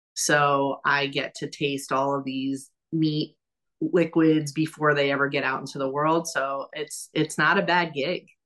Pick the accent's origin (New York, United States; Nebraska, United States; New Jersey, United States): New York, United States; New York City; moved away as an adult; also born or lived in Miami / San Francisco; now in Louisville, United States; I grew up in New York City, as we know. I lived in Miami, I lived in San Francisco